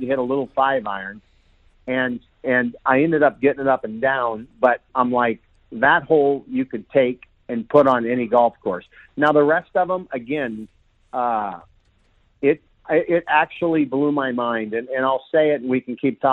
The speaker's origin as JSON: {"language": "English", "town": "Seattle", "region": "Washington", "country": "United States", "tie": "born or raised there", "said": "I grew up in Seattle"}